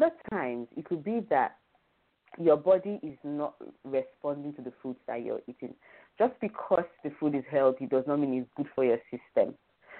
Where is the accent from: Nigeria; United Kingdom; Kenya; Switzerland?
Nigeria; as a Nigerian